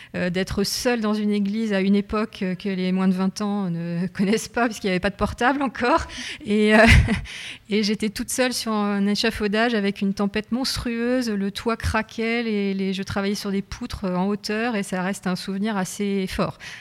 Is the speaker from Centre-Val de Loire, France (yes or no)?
yes; Nogent-le-Rotrou, Centre-Val de Loire, France; je suis née à Nogent-le-Retrou, j'ai fait mes études à Nogent-le-Retrou et je suis revenue à Nogent-le-Retrou